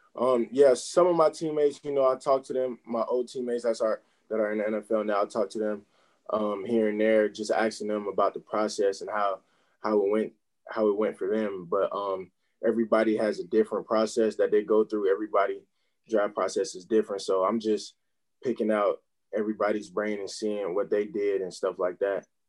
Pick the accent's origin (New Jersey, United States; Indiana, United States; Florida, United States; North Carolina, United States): North Carolina, United States; Charlotte; I'm from Charlotte, North Carolina, uh, here in the United States.